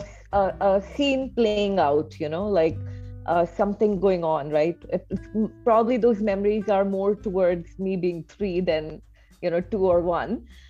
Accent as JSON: {"language": "English", "region": "Delhi", "country": "India", "tie": "born or raised there", "also_born_or_lived": "Phoenix, Arizona, United States / Mathura, India", "said": "Delhi, which is where I am. Delhi is my hometown."}